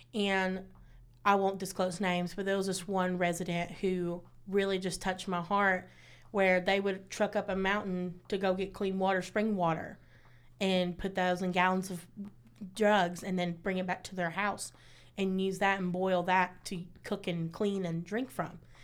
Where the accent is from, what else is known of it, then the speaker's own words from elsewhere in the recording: Martin County, Kentucky, United States; moved away as an adult; now in Lexington, United States; I'm from Martin County, um, I, also known as …